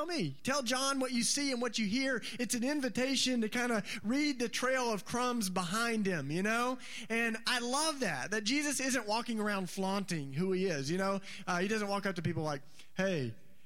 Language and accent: English; East Tennessee, United States; I was raised in East Tennessee